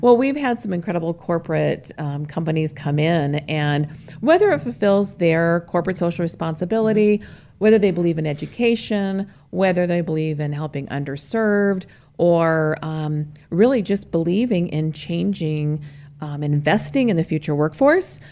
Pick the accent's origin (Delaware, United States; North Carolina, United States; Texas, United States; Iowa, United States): Iowa, United States; Cedar Rapids; now in Arizona, United States; growing up in Cedar Rapids, Iowa